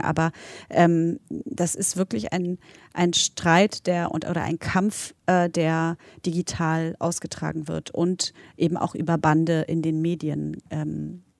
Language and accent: German; Berlin, Germany; also born or lived in Poland; ich bin ja in, in Polen geboren, in Berlin aufgewachsen, in West-Berlin